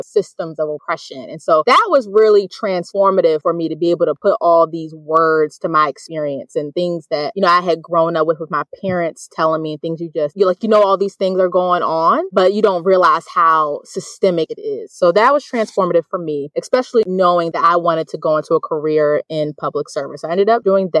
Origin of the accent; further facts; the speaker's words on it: Bowie, Maryland, United States; moved away; I am from Bowie, Maryland, which is right outside of D.C.